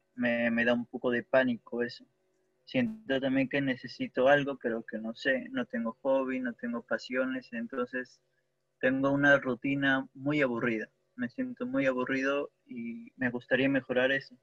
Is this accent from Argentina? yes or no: no; Peru; soy de Perú.